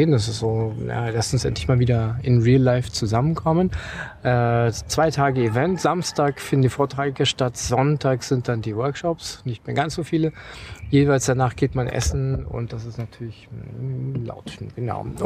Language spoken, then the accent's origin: German; Germany; einfach gedacht, ich komme aus Deutschland, da geht man zum Bahnhof